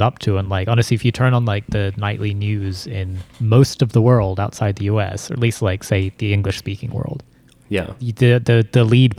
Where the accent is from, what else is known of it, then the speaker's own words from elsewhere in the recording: New Zealand; now in United States; I'm American born, New Zealand raised.